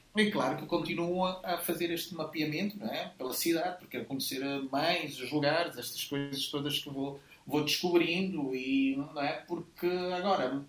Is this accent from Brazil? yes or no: no; Mozambique; also born or lived in Lisbon, Portugal; now in Porto, Portugal; mas eu sou de Moçambique.